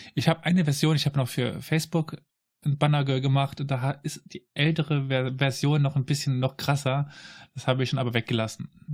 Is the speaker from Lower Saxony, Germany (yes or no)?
no; Saarland, Germany; ich komme aus dem Saarland.